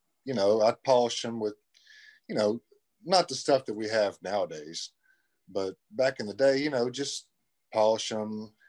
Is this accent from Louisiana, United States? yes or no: yes; Lake Charles, Louisiana, United States; I'm from Lake Charles, Louisiana.